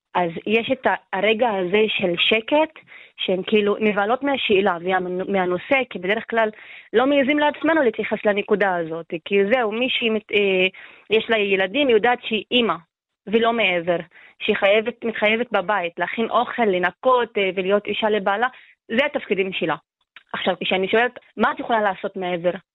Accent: Acre, Northern District, Israel; אני מעכו

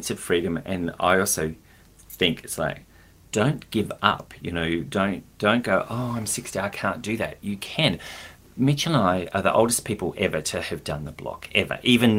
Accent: Adelaide, South Australia, Australia; moved away; I grew up in Adelaide

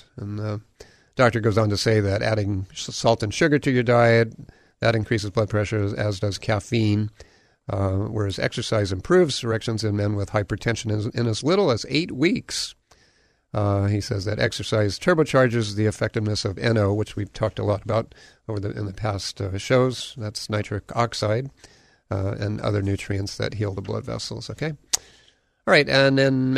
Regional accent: Hawaii, United States; also born or lived in Southern California; I grew up here in Hawaii

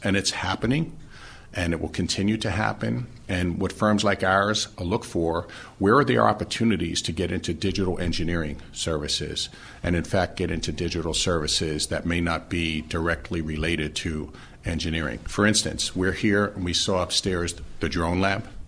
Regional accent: New York City, New York, United States; moved away as an adult; now in Philadelphia, United States; I, uh, was born and raised in Brooklyn, New York

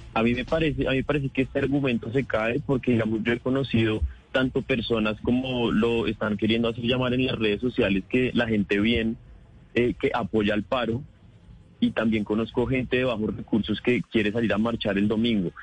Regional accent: Colombia

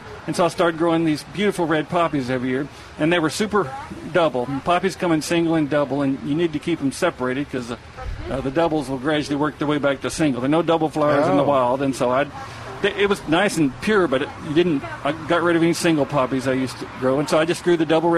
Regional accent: East Texas, United States; growing up in East Texas

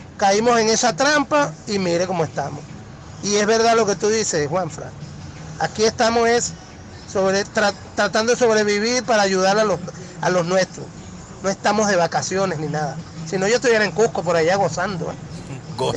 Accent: Venezuela; moved away as an adult; now in Peru; soy venezolano, tengo ya acá cuatro años

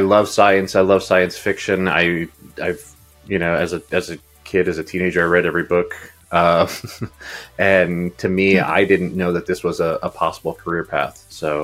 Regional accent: United States; growing up in the United States, I always considered myself, you know, obviously Uruguayan and Latin American

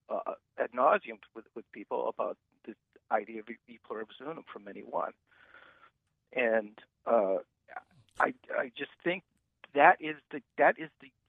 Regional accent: Germany; born there; I was born in Germany in 1939 um, during World War II

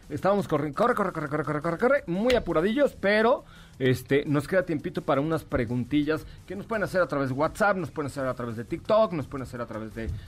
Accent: Mexico City, Mexico; born there; Y además, como soy yo de Italia, nací en la colonia

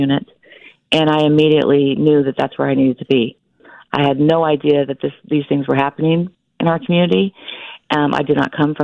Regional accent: Wichita, Kansas, United States; I'm from Wichita, Kansas

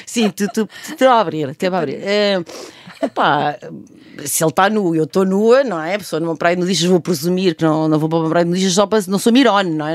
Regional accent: Coimbra, Centro, Portugal; Eu nasci hum. com, com pé na praia no Mossul e depois sou de Coimbra

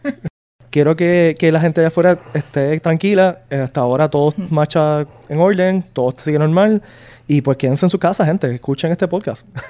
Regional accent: Puerto Rico; somos puertorriqueños

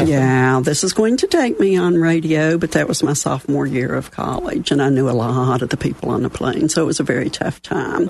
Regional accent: West Virginia, United States; accent: Southern; moved away as an adult; also born or lived in Dallas, Texas; I was born and raised in West Virginia. I'm a coal miner's daughter from up one of the hollows

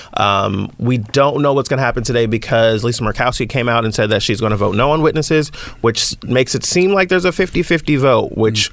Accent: the Bay Area, California, United States; I'm from the Bay Area

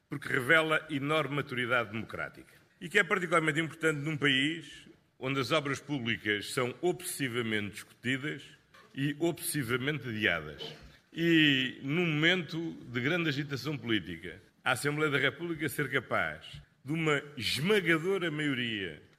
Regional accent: Portugal

